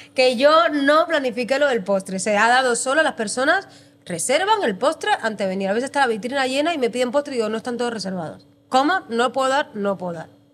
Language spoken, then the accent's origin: Spanish; Cuba; moved away as an adult; now in Spain; yo soy cubana y en Cuba estudié hostelería